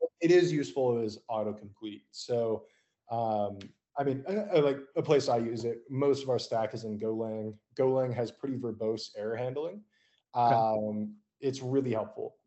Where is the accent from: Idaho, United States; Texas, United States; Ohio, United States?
Idaho, United States; outside Boise; now in Austin, United States; I grew up in Idaho, and we were a ways outside of Boise.